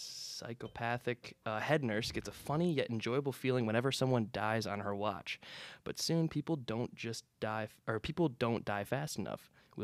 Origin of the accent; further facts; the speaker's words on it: Cleveland, Ohio, United States; now in Cincinnati, United States; I'll just say I'm from Cleveland. Okay. That area.